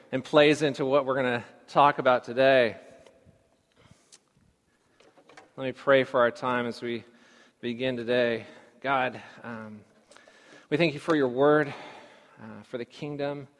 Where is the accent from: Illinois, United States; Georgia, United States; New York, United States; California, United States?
California, United States; growing up in California.